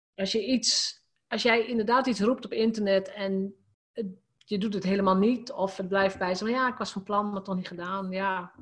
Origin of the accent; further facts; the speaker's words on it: Drenthe, Netherlands; als gewoon Drents meisje